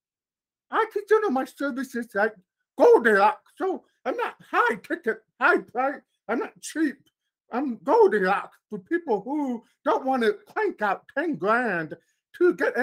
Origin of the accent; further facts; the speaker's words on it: Chicago, Illinois, United States; I'm from Chicago